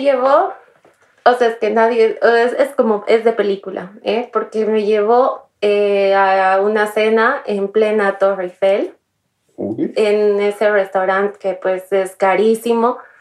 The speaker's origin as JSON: {"language": "Spanish", "country": "Bolivia", "also_born_or_lived": "Paris", "moved": "as an adult", "said": "Mi país de origen es Bolivia"}